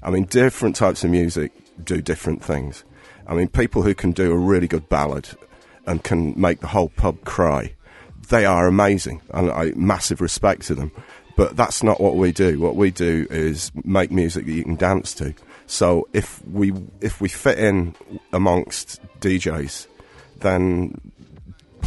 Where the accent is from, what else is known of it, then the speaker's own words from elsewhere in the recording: Rotherham, Yorkshire and the Humber, United Kingdom; moved away as an adult; also born or lived in Sheffield; now in Cork, Ireland; my hometown in Rotherham.